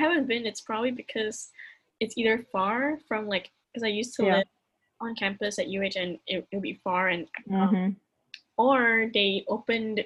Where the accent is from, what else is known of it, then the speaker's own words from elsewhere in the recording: Kuala Lumpur, Malaysia; now in Houston, United States; back home in Malaysia. I'm from Malaysia, if y'all didn't know. I'm from KL, Kuala Lumpur.